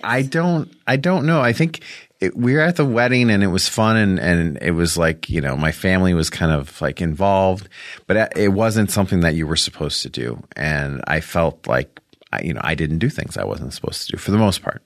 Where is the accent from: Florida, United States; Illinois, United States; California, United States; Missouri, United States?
Illinois, United States; Rolling Meadows; I'm from Chicago, outside of Chicago